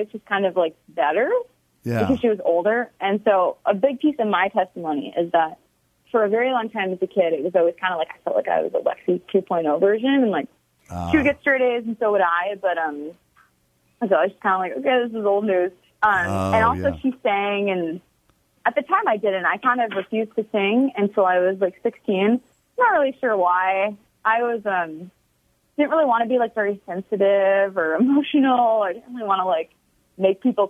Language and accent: English; Grand Forks, North Dakota, United States; I was born in North Dakota, small city, raised in like a good church